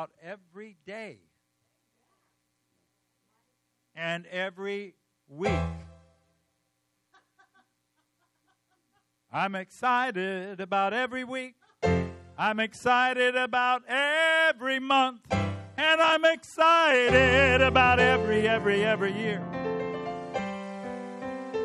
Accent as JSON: {"language": "English", "region": "California", "country": "United States", "said": "I'm from California."}